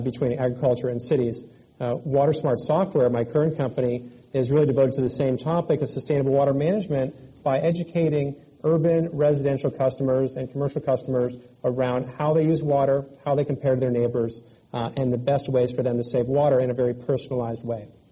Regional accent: California, United States; I grew up here in California and actually lived through several droughts uh, growing up

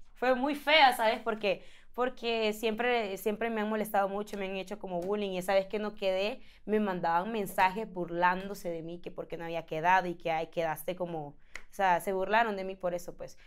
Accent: Honduras; moved away; yo soy de Honduras

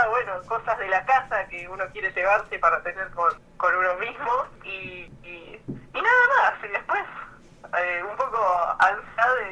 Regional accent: Buenos Aires, Argentina; soy de Buenos Aires, de Capital Federal

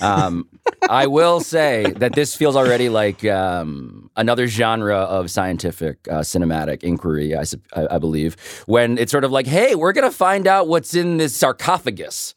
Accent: Philippines; I'm Filipino

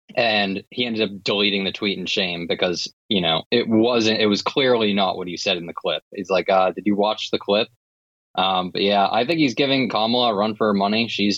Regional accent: Massachusetts, United States; I'm from Massachusetts

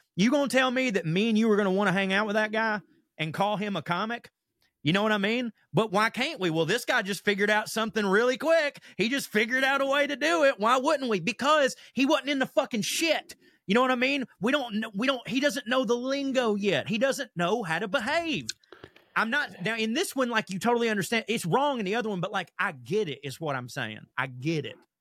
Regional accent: the South, United States; born or raised there

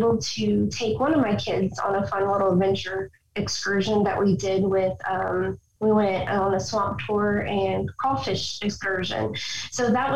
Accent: Overland Park, Kansas, United States; moved away as an adult; I grew up here in Oberlin Park, Kansas, in the Kansas area.

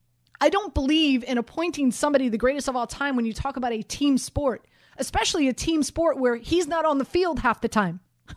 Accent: Miami, Florida, United States; And I'm not just saying this because I'm from Miami, because, you know, I don't have an allegiance to a team.

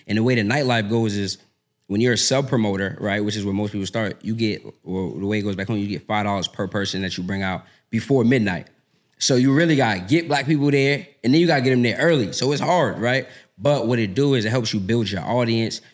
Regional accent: Boston, Massachusetts, United States; moved away as an adult; now in Atlanta, United States; born and raised in Boston.

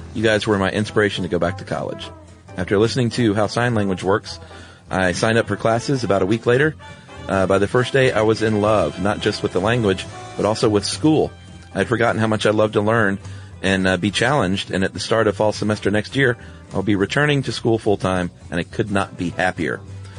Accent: Lakewood, Ohio, United States; I'm from Lakewood, Ohio, suburb of Cleveland.

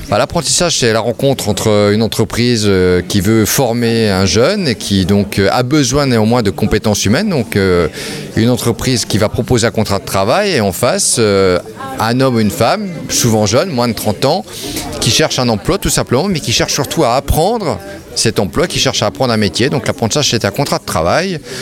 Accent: France; Chez nous, en France

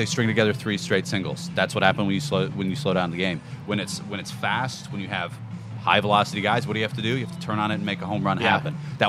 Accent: Chicago, Illinois, United States; now in Houston, United States; I'm from Chicago. My parents live 7 blocks from Wrigley.

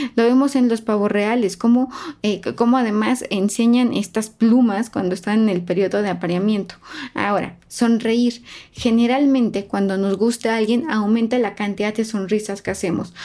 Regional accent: Mexico; somos un país especialmente cálido. Somos eh, los mexicanos, los latinos, somos muy cálidos

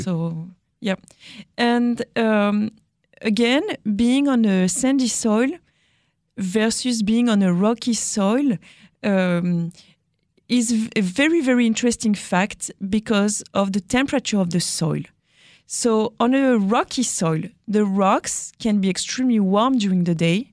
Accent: France; accent: French; English is a second language; my French accent

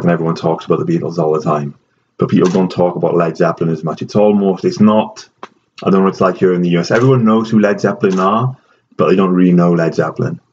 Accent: Wales, United Kingdom; moved away; I am Welsh

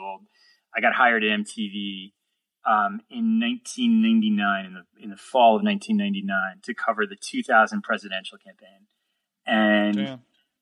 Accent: New York City, New York, United States; moved away as an adult; now in Los Angeles, United States; the skateboarding videos I had all watched while I was growing up in New York City

